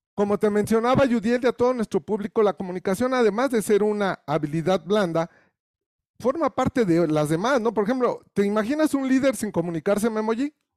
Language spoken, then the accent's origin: Spanish; Mexico